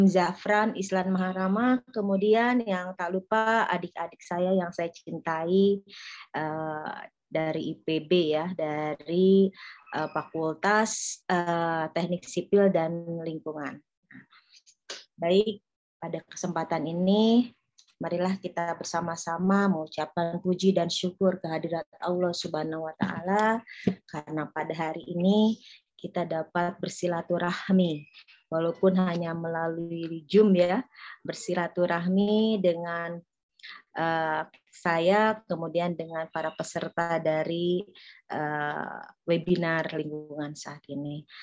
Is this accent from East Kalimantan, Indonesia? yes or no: no; Bogor, West Java, Indonesia; Ya luar biasa kita sebagai warga Bogor harus bangga ya